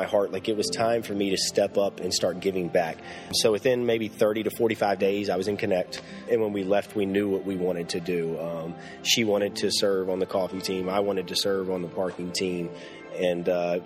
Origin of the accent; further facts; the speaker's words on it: Lynchburg, Virginia, United States; I was born and raised here in Lynchburg, Virginia